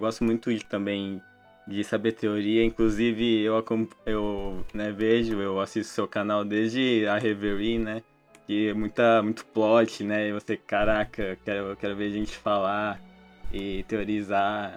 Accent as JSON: {"language": "Portuguese", "region": "São Paulo", "country": "Brazil", "said": "Eu sou de São Paulo"}